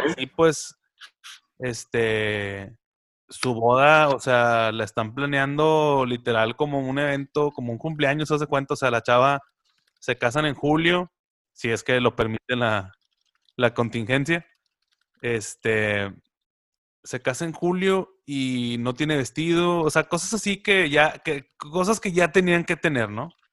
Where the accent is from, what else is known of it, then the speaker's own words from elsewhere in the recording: Monterrey, Nuevo León, Mexico; como regios